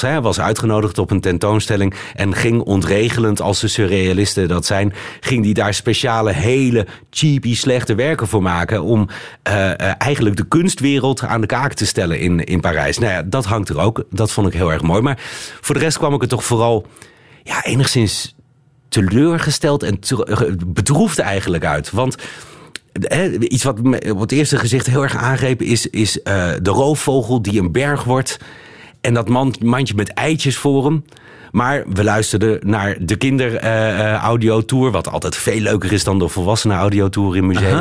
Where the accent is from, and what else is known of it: Netherlands; also born or lived in Beirut, Lebanon; now in Belgium